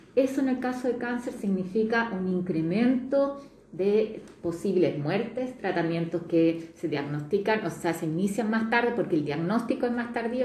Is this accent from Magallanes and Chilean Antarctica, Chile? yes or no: yes; Magallanes and Chilean Antarctica, Chile; yo soy de Magallanes